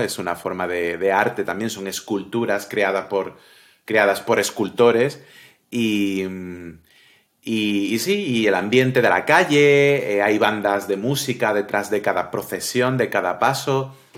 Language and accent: Spanish; Cádiz, Andalusia, Spain; Como buen gaditano, buena persona de Cádiz